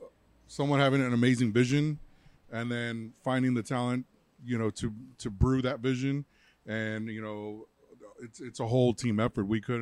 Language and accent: English; New York, United States; now in Texas, United States; I'm originally from New York.